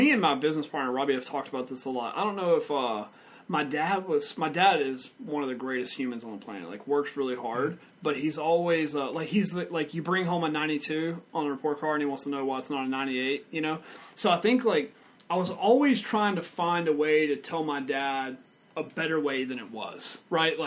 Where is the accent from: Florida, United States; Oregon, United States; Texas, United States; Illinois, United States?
Texas, United States; Vidor; I grew up in Vidor, Texas with nothing